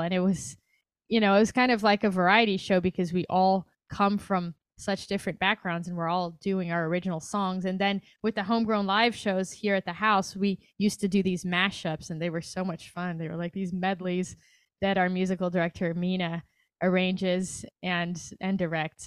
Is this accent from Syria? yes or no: no; Brazil; moved away as an adult; also born or lived in New York / Chicago; now in Los Angeles, United States; I'm from Brazil.